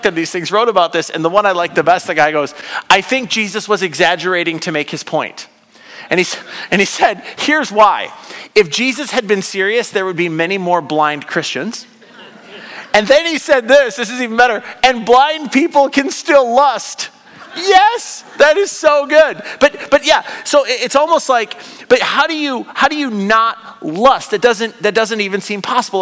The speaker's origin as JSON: {"language": "English", "country": "United States", "said": "I'm an American"}